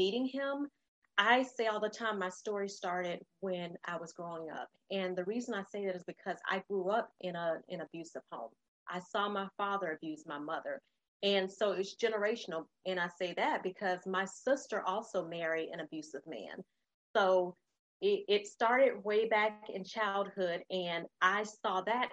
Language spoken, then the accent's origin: English; Florida, United States; moved away as an adult; also born or lived in North Carolina; I grew up in Florida, but we went to North Carolina